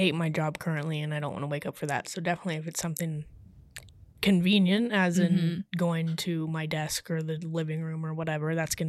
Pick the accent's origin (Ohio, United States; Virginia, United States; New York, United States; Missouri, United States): Ohio, United States; I'm 26. I'm from Ohio